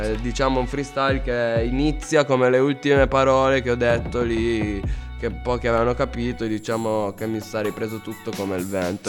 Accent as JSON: {"language": "Italian", "region": "Calabria", "country": "Italy", "moved": "yes", "lives_now": "Cuneo, Italy", "said": "del mio paese che è la Calabria"}